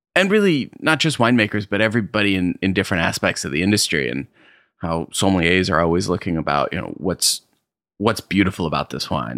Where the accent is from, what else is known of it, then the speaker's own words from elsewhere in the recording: Arkport, New York, United States; grew up in upstate New York, uh, up in Arcport, New York. Small little town, little bit, uh, further west from the Finger Lakes